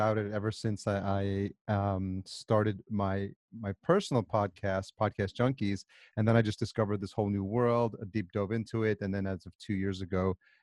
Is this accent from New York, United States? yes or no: yes; New York, United States; also born or lived in El Salvador / Atlanta; I was born in El Salvador and I was raised in New York